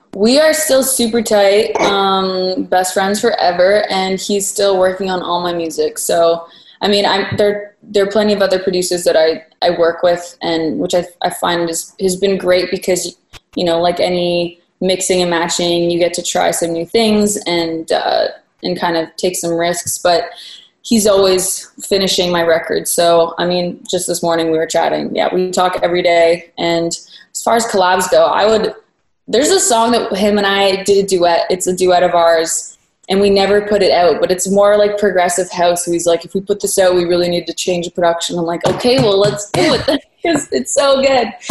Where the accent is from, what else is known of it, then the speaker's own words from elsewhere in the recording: Waterloo, Ontario, Canada; moved away as an adult; also born or lived in Toronto; now in Los Angeles, United States; I grew up in Waterloo. Yeah. Well, for anyone who doesn't know, it's an hour west of Toronto.